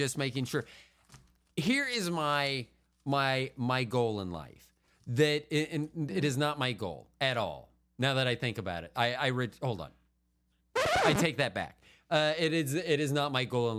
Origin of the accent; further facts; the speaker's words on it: Tampa, Florida, United States; moved away; I'm from Tampa originally